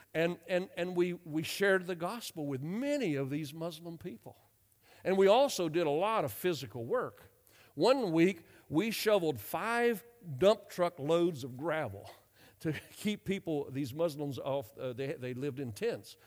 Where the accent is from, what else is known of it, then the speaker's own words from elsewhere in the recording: North Carolina, United States; moved away as an adult; also born or lived in Europe; I grew up in North Carolina. I'm a Southerner